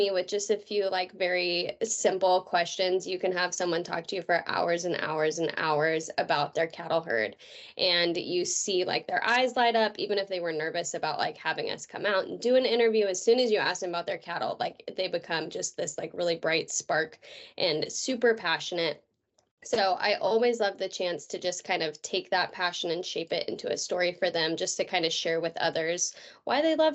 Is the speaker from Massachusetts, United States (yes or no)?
no; California, United States; moved away as an adult; also born or lived in Oklahoma; now in Missouri, United States; I was born and raised in Denera, California